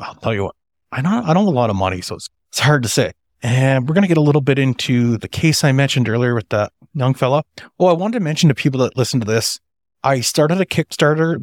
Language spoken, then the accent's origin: English; Canada; as a Canadian.